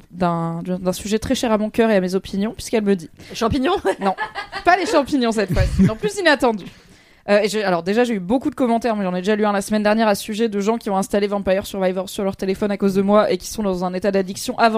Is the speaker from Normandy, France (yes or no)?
no; Bordeaux, Nouvelle-Aquitaine, France; Et en vrai, je viens de Bordeaux, qui, contrairement à ce qu'on pense, est une des villes où il pleut le plus en France.